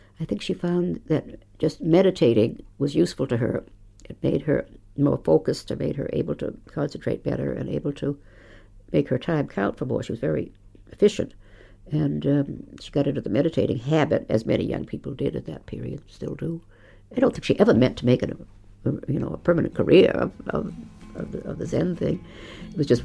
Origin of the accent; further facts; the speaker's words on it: Maine, United States; moved away as an adult; now in Ireland; we were married in, not in Boston, but in Maine